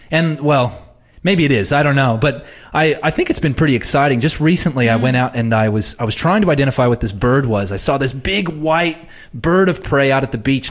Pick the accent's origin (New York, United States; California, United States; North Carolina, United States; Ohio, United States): California, United States; Southern; now in Australia; growing up in Southern California, I used to visit my great-grandparents who lived in Northern California